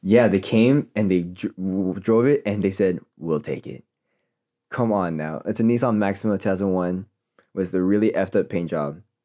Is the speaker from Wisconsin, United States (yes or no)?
no; Elk Grove, California, United States; I'm from Elk Grove